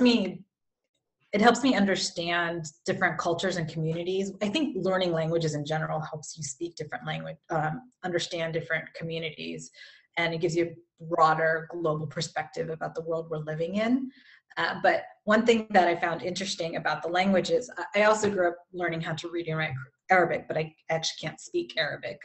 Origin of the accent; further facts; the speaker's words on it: California, United States; moved away; I'm from California originally